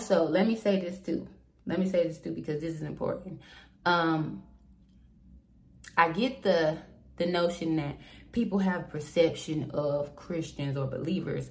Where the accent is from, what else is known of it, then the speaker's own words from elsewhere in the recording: Southport, North Carolina, United States; I am from Southport, North Carolina.